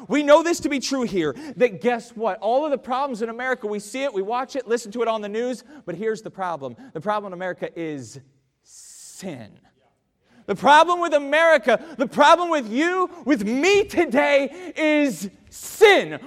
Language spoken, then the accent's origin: English; United States; as an American